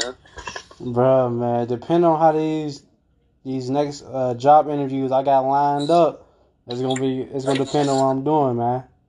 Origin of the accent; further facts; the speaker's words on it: Calumet City, Illinois, United States; I claim Calumet City. That's where I grew up and I was raised there